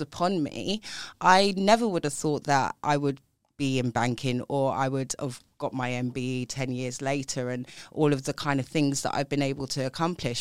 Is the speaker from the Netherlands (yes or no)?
no; London, United Kingdom; grew up in South East London, if you can't tell from my accent